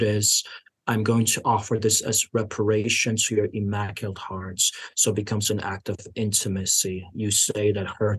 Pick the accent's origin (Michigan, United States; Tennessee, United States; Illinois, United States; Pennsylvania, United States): Illinois, United States; Chicago; I grew up in Chicago in the 90s